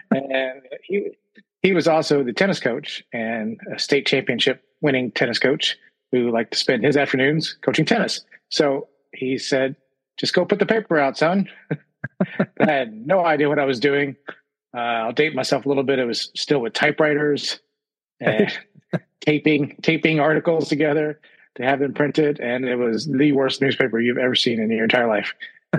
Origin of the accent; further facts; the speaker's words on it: Louisville, Kentucky, United States; born and raised in Louisville.